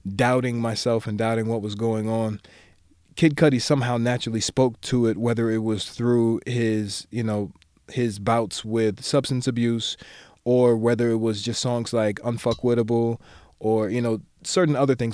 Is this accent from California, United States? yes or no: no; Maryland, United States; I'm from Maryland, so I'm from the D M V